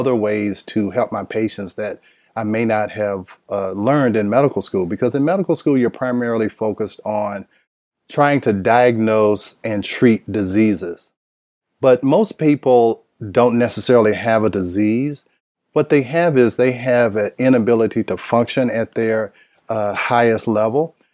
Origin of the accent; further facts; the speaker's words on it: Nashville, Tennessee, United States; moved away as an adult; now in Atlanta, United States; I am from Nashville, Tennessee